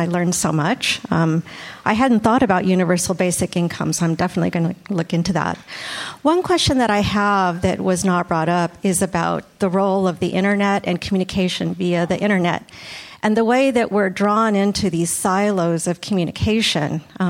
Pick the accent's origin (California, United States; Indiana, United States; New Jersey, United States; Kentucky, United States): California, United States; San Diego; I grew up in San Diego near the border. I'm Mexican American